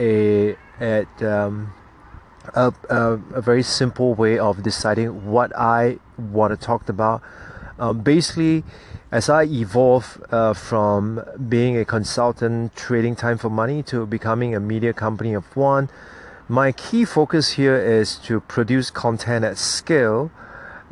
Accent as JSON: {"language": "English", "country": "Singapore", "said": "my country's Singapore National Day"}